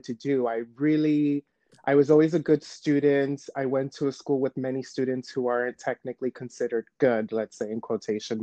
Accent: New York City, New York, United States; also born or lived in Shanghai; I was born and raised in New York

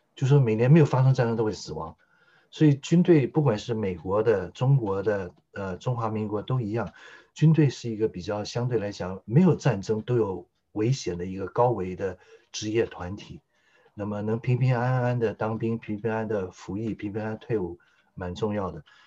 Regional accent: Taiwan; 台湾是我心灵的故乡，是养我的故乡

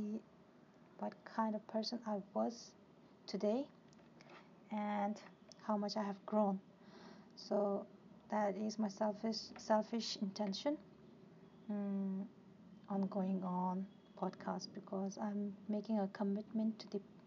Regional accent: Tibet, China; now in India; I'm basically from Tibet and for the last 20 years I live in India as a refuge

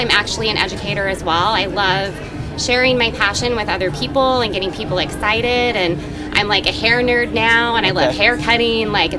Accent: Tucson, Arizona, United States; I'm from Tucson, Arizona

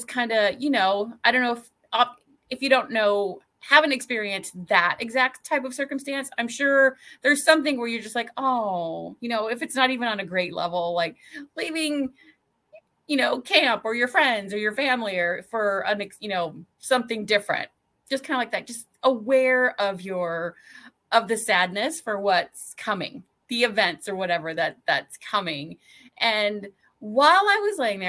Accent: California, United States; moved away as an adult; also born or lived in Midwest; I grew up in California and that's where the majority of my family was and still is.

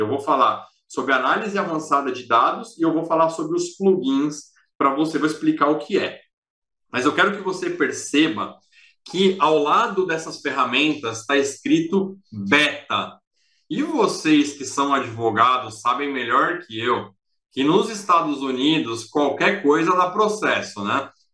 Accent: Brazil; nós somos o maior país, o mais populoso

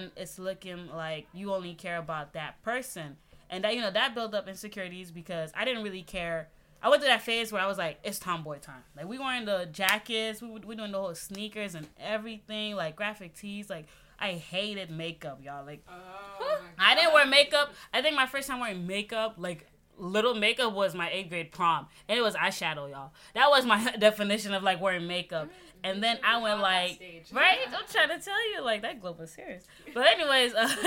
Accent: Haiti; now in United States; I'm from the Caribbean. You know, I'm proud Haitian right here

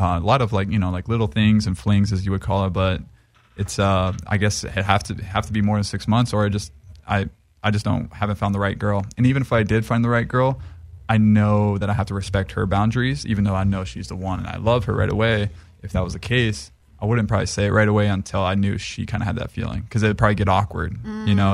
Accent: Maui, Hawaii, United States; now in Los Angeles, United States; I grew up in Hawaii

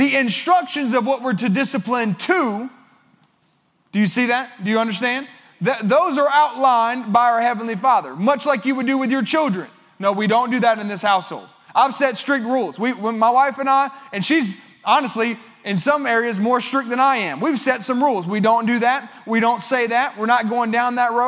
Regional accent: United States; as an American

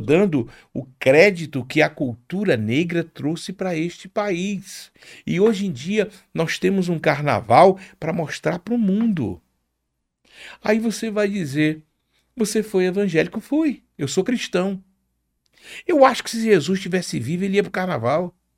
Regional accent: Rio de Janeiro, Brazil; moved away as an adult; now in Aracaju, Brazil; Eu nasci no Rio de Janeiro, eu sou de família tradicional pana e o carnaval, eu, na minha adolescência, morando na Penha

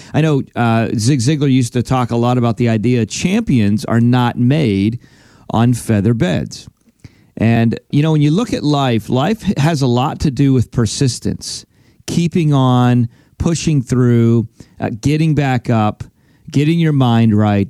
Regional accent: Pennsylvania, United States; now in Florida, United States; I'm originally from Pennsylvania. That's where I grew up. That's where I was born and raised, and now we live in Florida.

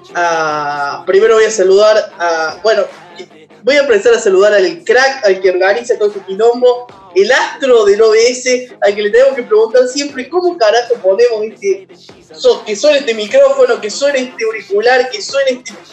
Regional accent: Córdoba, Argentina; Somos un podcast cordobés de videojuegos

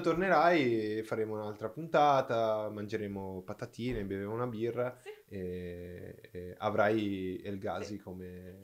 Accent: Brazil; Italian is a second language; moved away; sono brasiliano

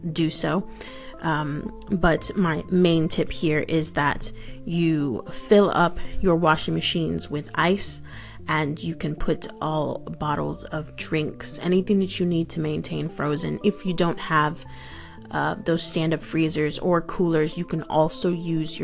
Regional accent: New York, United States; also born or lived in Florida; now in London, United Kingdom; I'm originally from New York, and I lived in Florida for many years, and then I ended up here in the UK. I'm in the outskirts of London

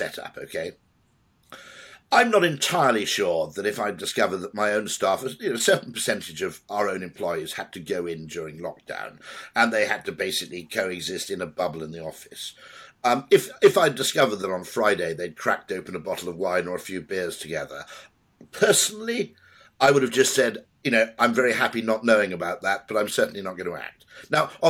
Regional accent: Wales, United Kingdom; I'm Welsh

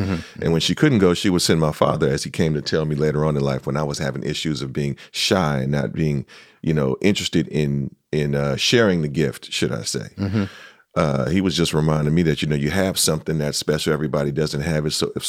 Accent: San Francisco, California, United States; Born and raised in the city.

